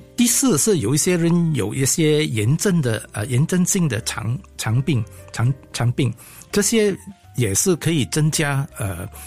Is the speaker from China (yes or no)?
no; Singapore; 我们新加坡人